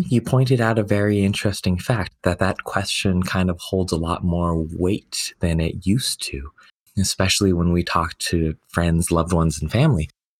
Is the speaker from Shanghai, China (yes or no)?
no; Beijing, China; born there; moved away; So I was actually born in China. I was born in Beijing, China, and I was never supposed to come here.